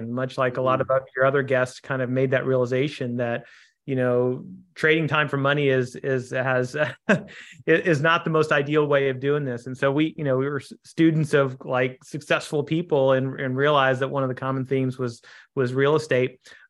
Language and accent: English; Kansas City, United States; So I grew up in Kansas City, a son of two Indian immigrants, and tried to play baseball when I was young.